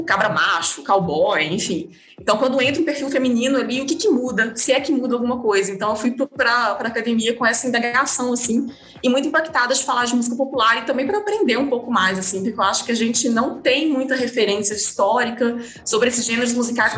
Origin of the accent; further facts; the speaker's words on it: Belo Horizonte, Minas Gerais, Brazil; eu sou de Belo Horizonte